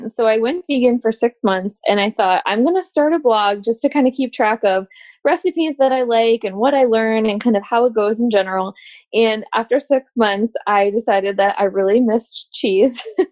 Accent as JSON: {"language": "English", "region": "Midwest", "country": "United States", "tie": "born or raised there", "moved": "yes", "lives_now": "Richmond, United States", "said": "I grew up in the Midwest"}